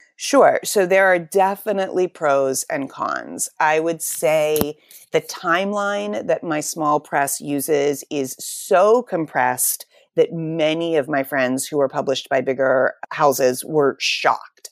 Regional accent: Pittsburgh, Pennsylvania, United States; also born or lived in New York City; I'm from Pittsburgh

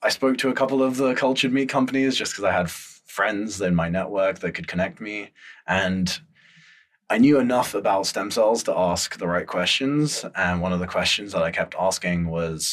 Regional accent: Antakya, Hatay, Turkey; also born or lived in London; now in San Francisco, United States; I'm Turkish. So my family lives on the southeast side of Turkey, a place called Antioch

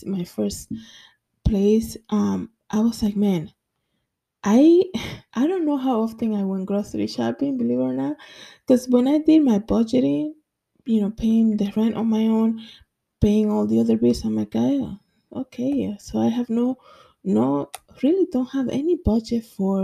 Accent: Dominican Republic; now in New York, United States; in my country, I'm from the Dominican Republic

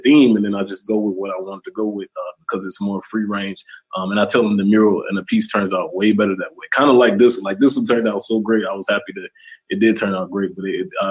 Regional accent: South Carolina, United States; I'm from South Carolina.

